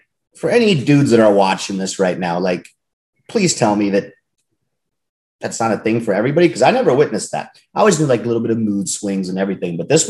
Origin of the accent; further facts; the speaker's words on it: Germany; I always mentioned growing up in Germany, but it is what it is.